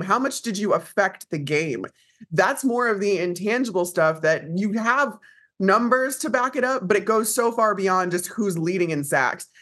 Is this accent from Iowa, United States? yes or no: no; Chicago, Illinois, United States; I grew up in Chicago